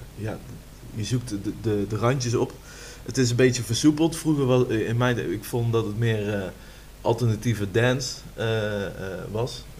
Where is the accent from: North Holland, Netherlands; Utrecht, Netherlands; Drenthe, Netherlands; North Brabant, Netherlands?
North Brabant, Netherlands; Rosmalen; kom uit Rosmalen